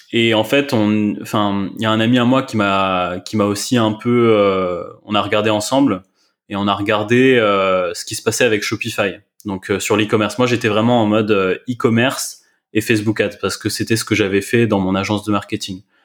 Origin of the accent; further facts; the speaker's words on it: France; on est, on est français.